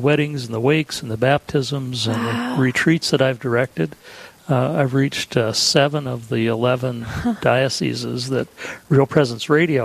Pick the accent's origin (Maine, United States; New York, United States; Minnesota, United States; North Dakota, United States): North Dakota, United States; Dickinson; I was born in Dickinson